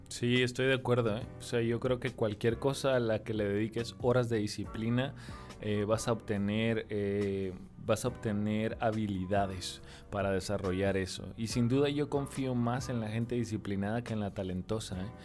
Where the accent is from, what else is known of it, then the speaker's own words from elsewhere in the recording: Tijuana, Baja California, Mexico; yo soy de Tijuana, Baja California